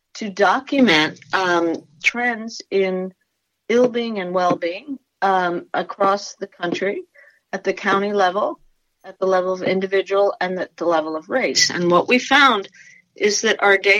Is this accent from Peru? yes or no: yes; Peru; now in United States; I'm from Peru originally.